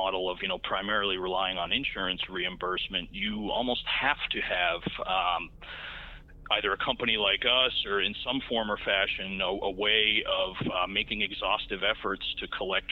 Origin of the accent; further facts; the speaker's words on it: Massachusetts, United States; moved away as an adult; now in South Florida, United States; I'm originally from Massachusetts, live in South Florida, moved down here about 15 years ago.